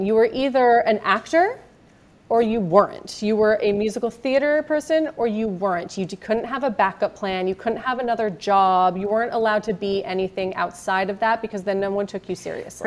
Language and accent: English; Marin, California, United States; we grew up in Marin, but out in a little hippie town